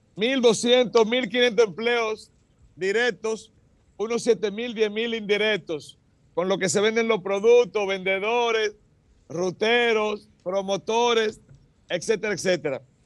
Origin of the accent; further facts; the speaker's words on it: Dominican Republic; Nosotros los dominicanos